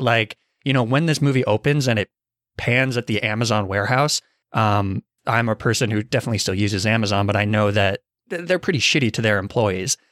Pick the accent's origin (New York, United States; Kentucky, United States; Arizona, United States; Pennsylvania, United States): Arizona, United States; moved away; I'm from Arizona